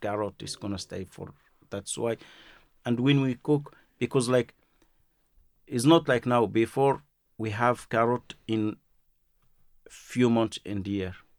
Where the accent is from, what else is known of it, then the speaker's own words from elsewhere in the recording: Marrakesh, Marrakesh-Safi, Morocco; English is a second language; moved away; I'm from Marrakesh